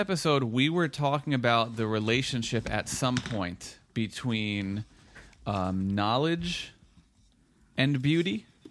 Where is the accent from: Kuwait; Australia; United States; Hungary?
United States; Woodbridge, New Jersey; where I was growing up in Woodbridge